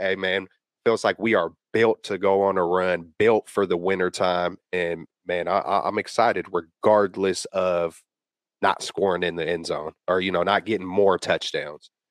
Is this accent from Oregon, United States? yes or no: no; the Bay Area, California, United States; I'm born and raised out here.